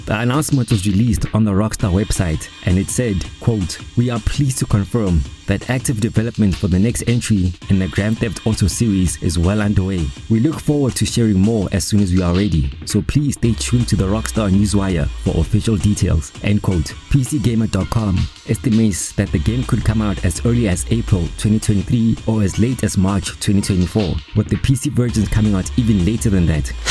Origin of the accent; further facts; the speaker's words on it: Pretoria, Gauteng, South Africa; recording from my hometown Pretoria, South Africa's beautiful capital city